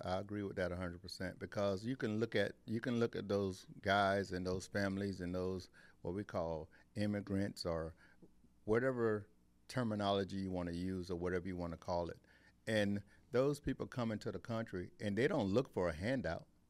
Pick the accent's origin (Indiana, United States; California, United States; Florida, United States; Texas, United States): Florida, United States; Eustis; I'm from Eustis